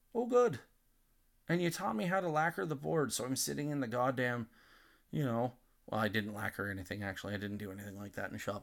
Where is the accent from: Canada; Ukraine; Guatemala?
Canada; Nanton, Alberta; growing up in Nanton at that time